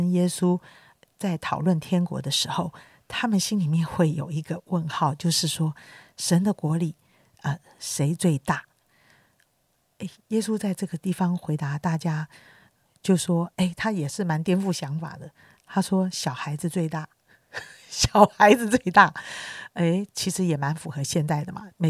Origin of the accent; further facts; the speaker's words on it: China; 其实呢，我们中国人，我觉得性性情上面就是比较内向的